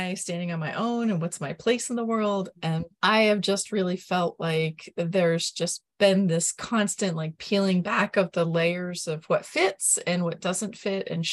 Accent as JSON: {"language": "English", "region": "Vermont", "country": "United States", "said": "I'm from Vermont"}